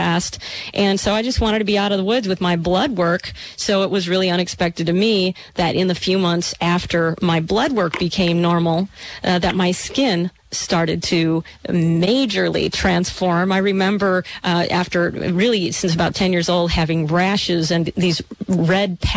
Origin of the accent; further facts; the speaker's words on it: Michigan, United States; growing up in Michigan